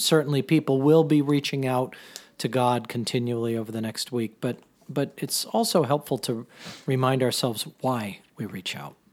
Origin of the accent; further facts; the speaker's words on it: Mystic, Connecticut, United States; I grew up in Mystic